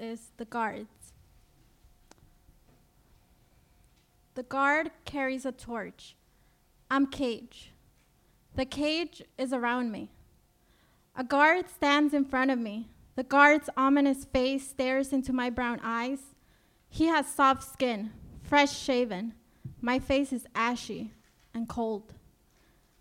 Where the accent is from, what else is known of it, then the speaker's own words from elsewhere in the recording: Ecuador; now in United States; I got advanced parole to return to my home country, Ecuador